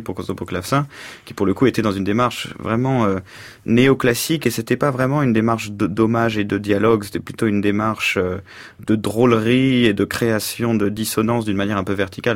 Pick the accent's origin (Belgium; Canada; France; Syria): France; Paris, Île-de-France; also born or lived in New York, United States; je me suis découvert et européen et surtout français et même au-delà de ça euh, parisien